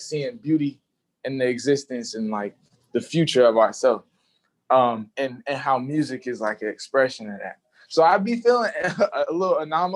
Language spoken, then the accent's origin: English; Charlotte, North Carolina, United States; also born or lived in Lexington, South Carolina; growing up in Charlotte, I was like the city boy of my family